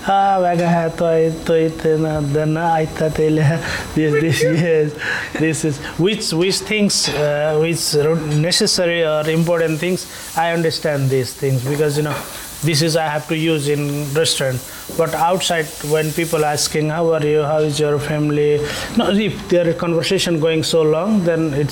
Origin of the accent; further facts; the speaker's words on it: Nepal; English is a second language; moved away as an adult; now in Tallinn, Estonia; I, I am from Nepal and I came 2007 December here, Tallinn.